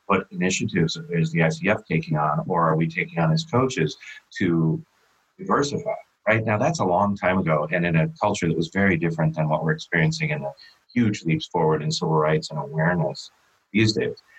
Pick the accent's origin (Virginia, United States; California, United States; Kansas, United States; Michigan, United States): California, United States; San Diego; my hometown here in San Diego, California